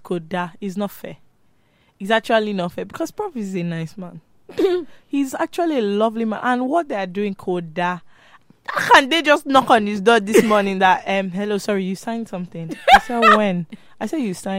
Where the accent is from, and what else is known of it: Nigeria